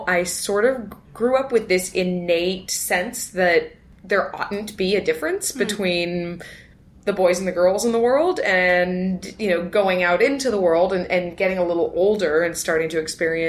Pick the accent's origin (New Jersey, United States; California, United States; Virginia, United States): California, United States; Los Altos; So, I grew up in Northern California, right here in the Bay Area, and in a town called Los Altos, which is smack in the middle of Silicon Valley